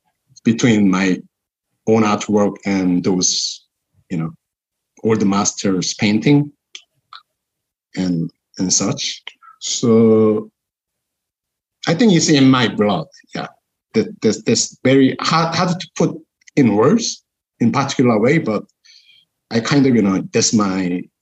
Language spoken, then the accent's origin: English; South Korea; now in Auckland, New Zealand; because I was raised in Korean Korean culture, and also I was educated from in such an early age from Korean school system